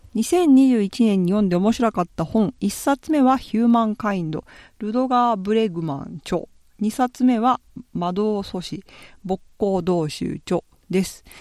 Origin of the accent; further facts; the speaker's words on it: Japan; moved away as an adult; now in Italy; 自分が日本で育ってるのって